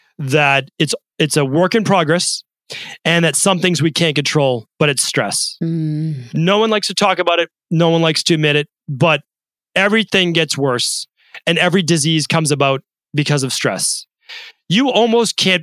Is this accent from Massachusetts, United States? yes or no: yes; Medford, Massachusetts, United States; as a kid growing up in Medford, Massachusetts